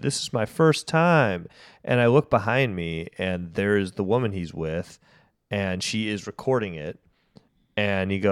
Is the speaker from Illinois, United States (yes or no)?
yes; North Shore of Chicago, Illinois, United States; I'm from the North Shore of Chicago